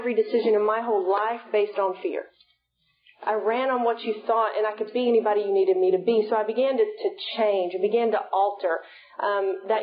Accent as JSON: {"language": "English", "town": "Sulphur Springs", "region": "Texas", "country": "United States", "tie": "born or raised there", "said": "I'm from East Texas originally. I'm from Sulphur Springs"}